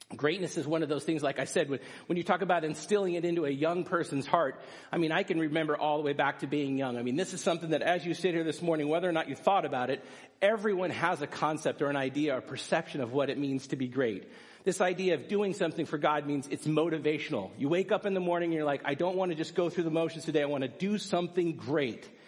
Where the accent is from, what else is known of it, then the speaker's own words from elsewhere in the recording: United States; as American people